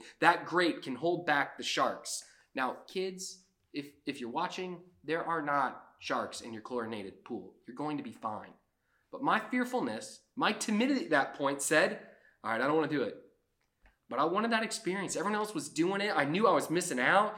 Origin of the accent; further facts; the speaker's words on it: Georgia, United States; also born or lived in South Florida; I grew up in South Florida. I lived there till I was 5, and then I moved to Georgia